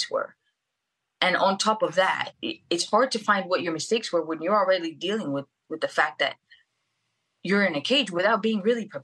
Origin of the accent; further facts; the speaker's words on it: Venezuela; English is a second language; I'm from Venezuela, and I, I, it's not until recently that I was able to get my dual citizenship with Portugal, because my grandparents uh, migrated from Portugal to Venezuela